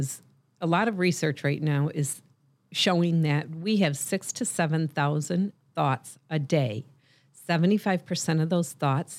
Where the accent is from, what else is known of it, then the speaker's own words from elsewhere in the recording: Michigan, United States; I'm a serial entrepreneur, a life coach, and the founder of The Nooner Show, and I'm also from Michigan.